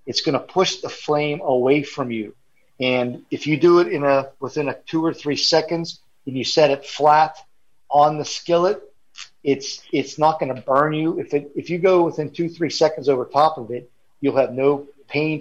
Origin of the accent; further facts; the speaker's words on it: Pennsylvania, United States; now in Florida, United States; originally I'm from Pennsylvania